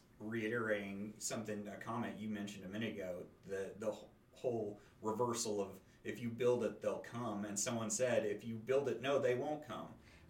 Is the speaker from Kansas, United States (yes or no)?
yes; Woodson County, Kansas, United States; I'm a person from Woodson County, a place that is very small